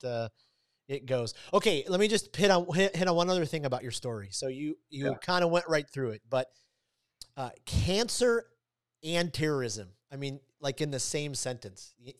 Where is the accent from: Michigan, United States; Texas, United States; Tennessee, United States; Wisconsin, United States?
Michigan, United States; Detroit; I grew up in Detroit, so not far from Ann Arbor, Michigan